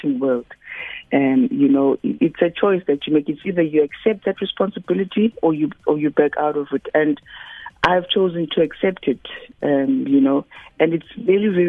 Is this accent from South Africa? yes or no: yes; Cape Town, Western Cape, South Africa; I'm from Khayelitsha, a township that is unfortunately quite notorious